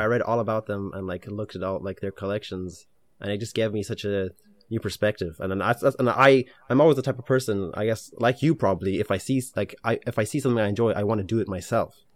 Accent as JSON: {"language": "English", "country": "Ireland", "tie": "born or raised there", "also_born_or_lived": "Ukraine", "said": "we immigrated from Ukraine to Ireland"}